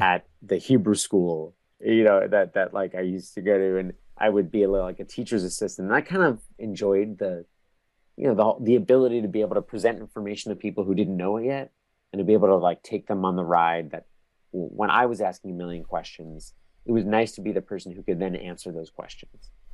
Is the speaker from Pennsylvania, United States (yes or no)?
no; New Jersey, United States; now in New York, United States; I grew up in New Jersey. I live in New York now